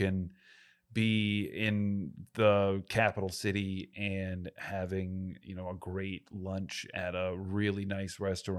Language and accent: English; Rhode Island, United States; I'm from Northern Rhode Island. We both are. And when I was growing up, I just thought I went to Providence when I was younger and we go to the beach.